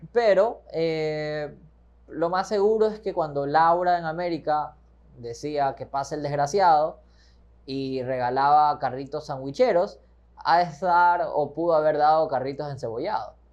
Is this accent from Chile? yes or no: no; Ecuador